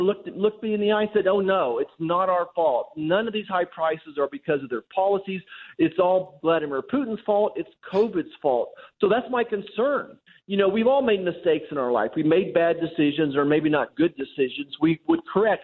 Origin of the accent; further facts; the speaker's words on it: El Dorado, Kansas, United States; also born or lived in Great Bend, Kansas; I grew up in El Dorado, just around the corner from you